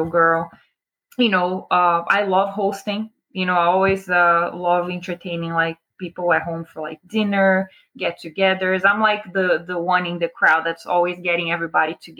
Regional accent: Brazil; also born or lived in New Jersey, United States; now in Sarasota, United States; I am originally from Brazil, born and raised. I moved to America in 2000, so I've been here for just about 22 years

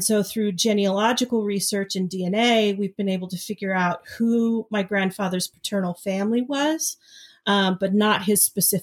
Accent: Sacramento, California, United States; also born or lived in San Jose, California / London; I was born and raised in California, and I've spent my entire life here

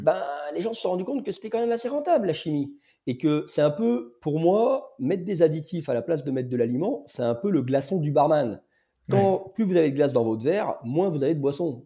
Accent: Lyon, Auvergne-Rhône-Alpes, France; J'ai grandi à Lyon

